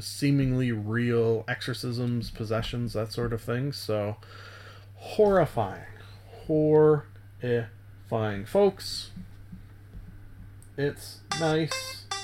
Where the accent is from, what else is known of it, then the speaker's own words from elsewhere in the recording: Canada; being a Canadian